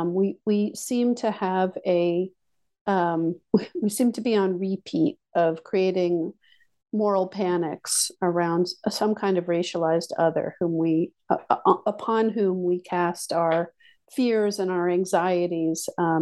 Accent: Long Island, New York, United States; also born or lived in Maryland; Well, I grew up mostly on Long Island and in the suburbs of Washington, D.C. and Maryland, although my family moved around a bit more than that.

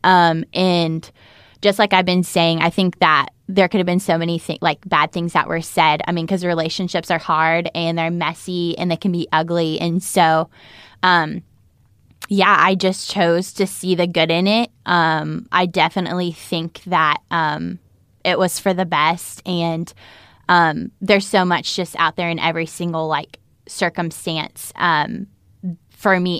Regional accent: North Carolina, United States; I was from North Carolina

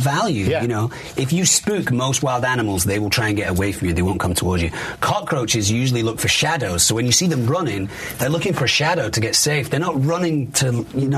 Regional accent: Manchester, North West England, United Kingdom; I'm from Manchester

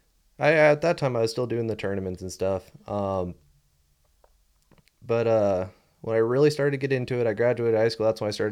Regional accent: Redondo Beach, California, United States; Yeah, we're all from Redondo area.

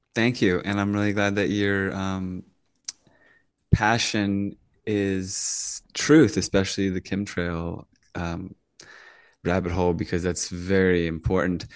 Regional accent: Virginia, United States; moved away; also born or lived in Northern California; when I grew up in Virginia, we get thunderstorms all the time

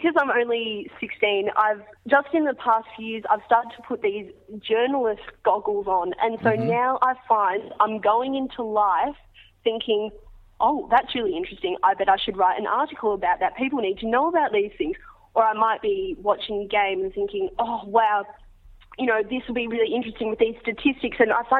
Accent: Australia; As an Australian kid, I think it's just embedded into my brain as soon as I'm born that sport is just an integral part of life.

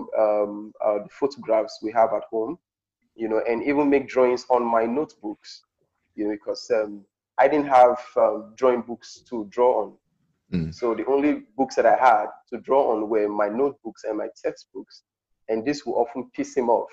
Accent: Delta, Nigeria; also born or lived in Auchi, Edo State; I'm traditionally from Delta State, Nigeria, the southern part of Delta State. I grew up in my local community in the rural environments

